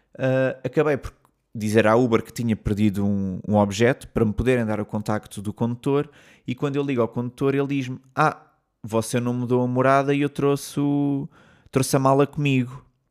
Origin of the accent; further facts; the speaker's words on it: Portugal; moved away as an adult; also born or lived in London; eu disse que sou português